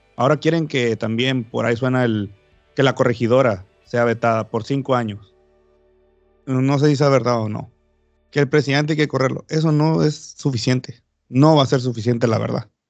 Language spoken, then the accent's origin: Spanish; Baja California Sur, Mexico; acá en mi país